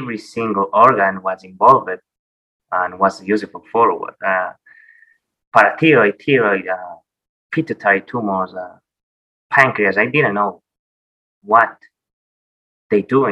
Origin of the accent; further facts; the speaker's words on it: Santiago, Santiago Metropolitan Region, Chile; I grew up in Chile, in Santiago